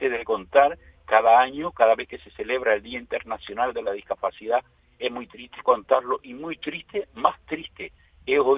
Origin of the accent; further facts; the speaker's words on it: Canary Islands, Spain; Somos un 15% de la población. Tenemos legislados nuestros derechos y somos canarios como los demás.